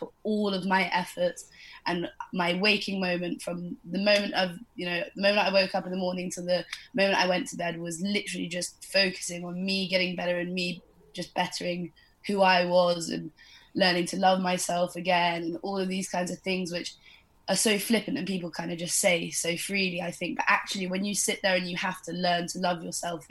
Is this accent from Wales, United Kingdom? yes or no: no; Devon, South West England, United Kingdom; also born or lived in Bali; I moved back to my family home in Devon